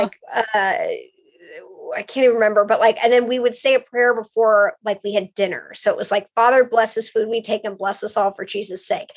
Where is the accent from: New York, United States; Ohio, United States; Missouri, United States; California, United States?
California, United States; West Hollywood; I grew up in West Hollywood